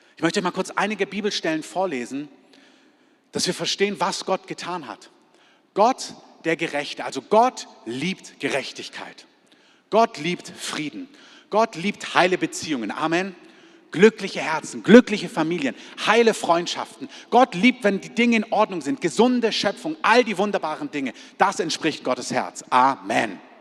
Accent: Germany; als Deutsche

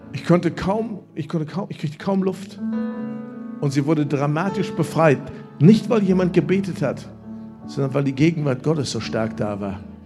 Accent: Germany; also born or lived in Lüdenscheid

